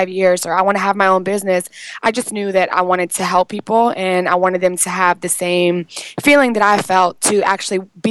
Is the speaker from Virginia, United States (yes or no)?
yes; Richmond, Virginia, United States; moved away as an adult; also born or lived in Atlanta, Georgia; I was born and raised in Richmond, Virginia